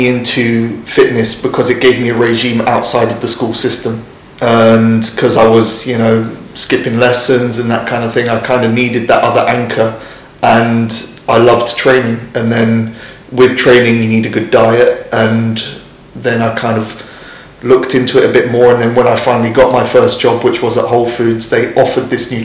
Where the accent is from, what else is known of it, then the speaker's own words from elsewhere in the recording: London, United Kingdom; I'm from London